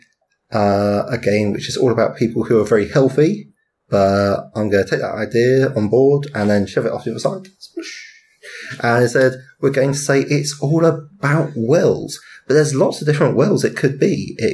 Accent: United Kingdom; I'm British.

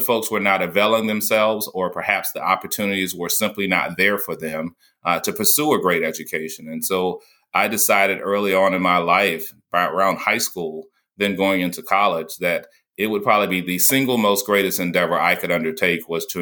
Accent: North Carolina, United States; growing up in North Carolina, post-segregation

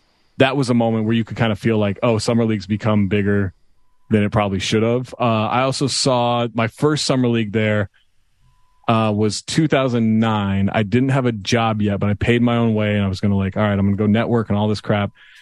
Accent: Sacramento, California, United States; moved away; also born or lived in Minneapolis

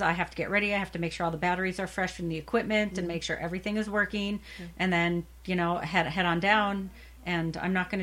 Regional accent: Minnesota, United States; now in Arizona, United States; I'm from Minnesota

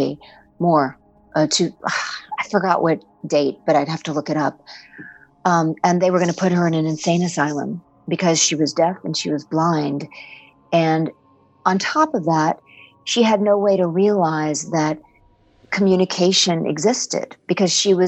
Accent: Washington, District of Columbia, United States; I grew up in Washington, D.C., so I went to a school called National Cathedral School

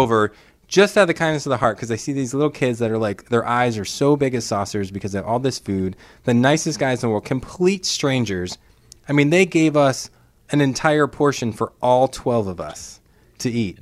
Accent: New York City, New York, United States; moved away; I grew up in Brooklyn, New York

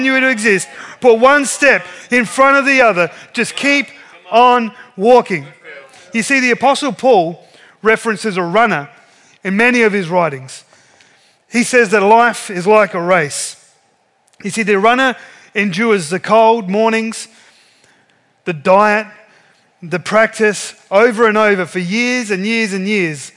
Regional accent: Ceduna, South Australia, Australia; I grew up in Ceduna. Many of you know that. Ceduna is a coastal resort town about 800 kilometres west of here

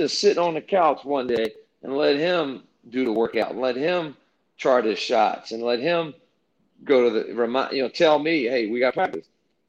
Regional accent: Hampton Roads, Virginia, United States; now in Florida, United States; I live in Florida now, but my roots are in Hampton Roads, Virginia.

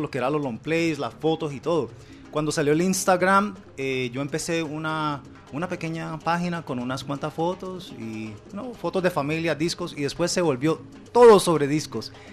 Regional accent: Cali, Valle del Cauca, Colombia; now in Miami, United States; yo nací en Cali y muy joven me, llevaron para los Estados Unidos. Llegamos a Miami

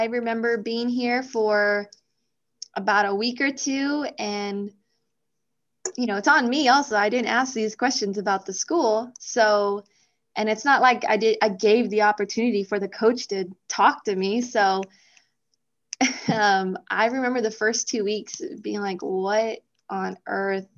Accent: El Paso, Texas, United States; moved away as an adult; also born or lived in Nebraska; I'm from El Paso, Texas. We're called the Sun City

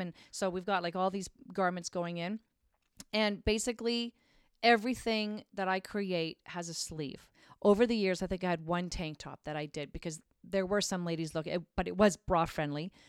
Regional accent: Craighurst, Ontario, Canada; I grew up in Craighurst, Ontario, which is outside of Barrie

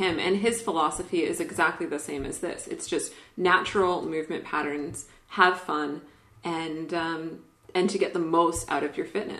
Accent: Canada; I'm Canadian. I love the French.

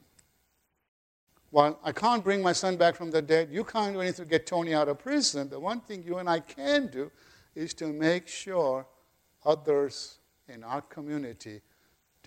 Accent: Kenya; now in United States; I was born in Kenya.

